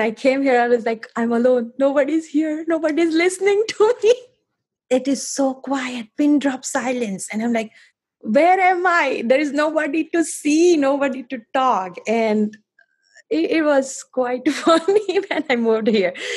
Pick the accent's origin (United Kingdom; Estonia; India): India; moved away as an adult; now in Foster City, United States; I am from India, currently living in Foster City, uh, California